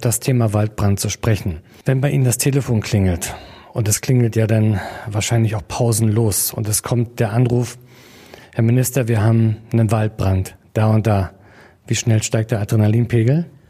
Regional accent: Mecklenburg-Vorpommern, Germany; hier bei uns in Mecklenburg-Vorpommern

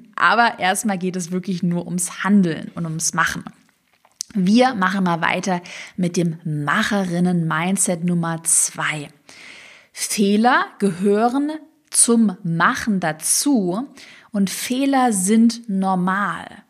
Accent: Swabia, Baden-Württemberg, Germany; accent: Swabian; im Schwäbischen, ich komme aus dem Schwarmland, würde man sagen, zu schwätze

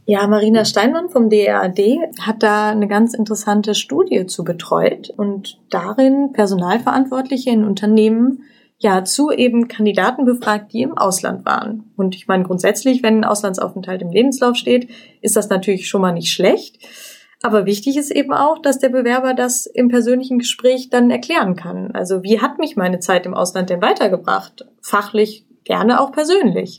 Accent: Cologne area, North Rhine-Westphalia, Germany; Ich komme nämlich auch aus der Gegend

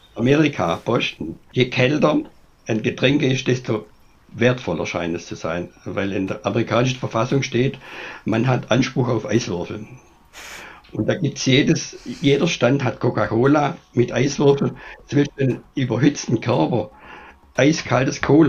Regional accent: Germany; bei uns in Deutschland

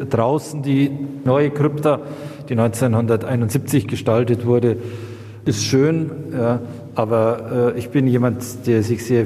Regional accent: Munich, Bavaria, Germany; born there; im Herzen Münchens, als geborener Münchner, als Pfarrer tätig zu sein

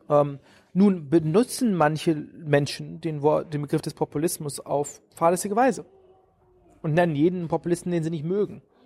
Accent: Germany; moved away as an adult; now in United States; meine Kindheit in Deutschland

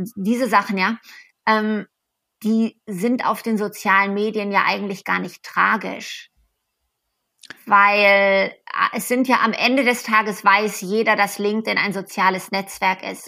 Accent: Germany; moved away as an adult; now in United States; ich selber bin aus Deutschland

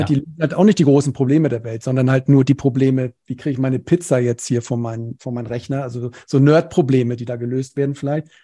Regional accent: Cologne, North Rhine-Westphalia, Germany; Ich komme aus dem Rheinland, aus Köln

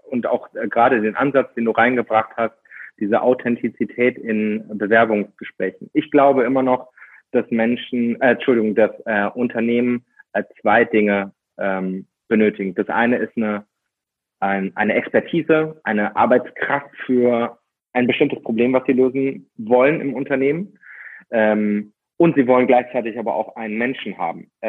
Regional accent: Austria; Und ich komme aus Österreich und dort haben wir einige Berge

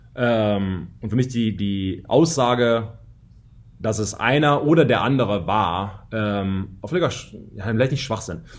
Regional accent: Germany; moved away as an adult; also born or lived in United States; als Deutscher

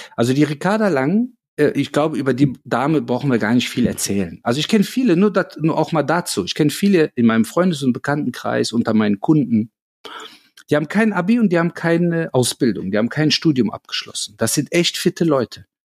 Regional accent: Cologne, North Rhine-Westphalia, Germany; fühle ich mich natürlich als gebürtiger Kölner als Kölner, aber auch als Deutscher

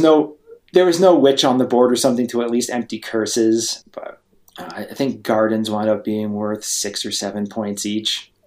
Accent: Vermont, United States; moved away; I grew up in Vermont, um, so the eastern part of the United States.

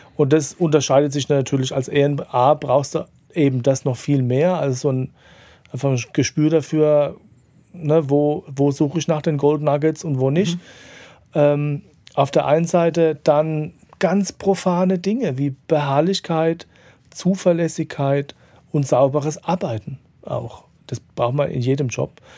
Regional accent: Mannheim, Baden-Württemberg, Germany; in meiner Heimatstadt

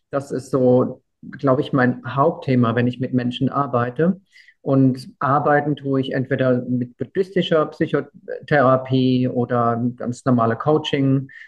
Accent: Weinheim, Baden-Württemberg, Germany; ich komme aus der Heidelberger Gegend und. Ein Kurpfälzer. Kurpfälzer, genau. Eigentlich Weinheimer und ja.

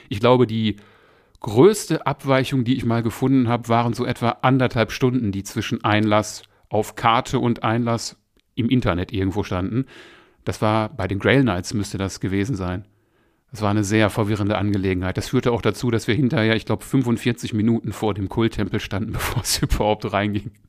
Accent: Essen, North Rhine-Westphalia, Germany; now in Moers, Germany; Essen ist, wie ich ja schon mal an anderer Stelle erwähnt habe, meine alte Heimatstadt. Und da ist man ja immer gerne mal wieder, wenn man jetzt hier so in Mörs eher, naja, ländlich wohnt.

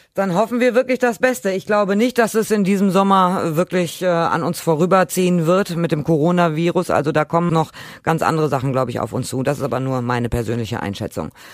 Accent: Germany; Hier bei uns in Deutschland

